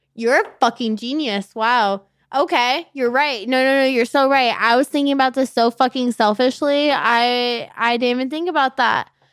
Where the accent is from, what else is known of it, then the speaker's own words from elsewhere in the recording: Gilbert, Mesa, and Tempe, Arizona, United States; also born or lived in Avondale, Arizona; I mainly grew up on, like, you know, Gilbert, Mesa, and Tempe.